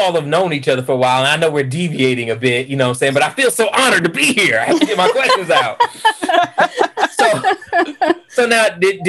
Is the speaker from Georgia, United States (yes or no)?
yes; Atlanta, Georgia, United States; also born or lived in Marietta / Woodstock; So I am from Atlanta. Family is from Atlanta. However, at, I think, what, eight, mm-hmm. I moved to Marietta.